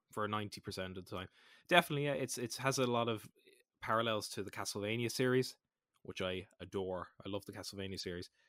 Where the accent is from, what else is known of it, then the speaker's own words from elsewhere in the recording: Ireland; I'm Irish.